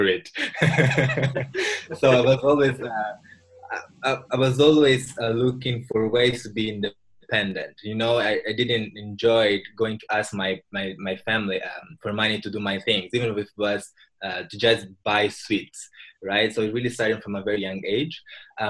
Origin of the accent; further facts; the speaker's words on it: Mozambique; I'm from Mozambique, a country in Southeast Africa